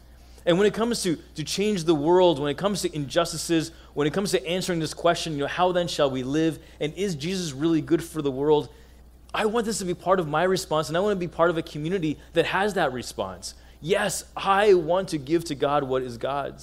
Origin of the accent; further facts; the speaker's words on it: United States; accent: American; as an Egyptian American, I always felt, and maybe you can relate in your own way, as one who was born here in the States